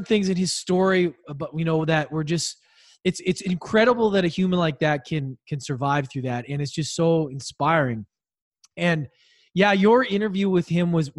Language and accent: English; Edmonton, Alberta, Canada; my arch rival growing up in Edmonton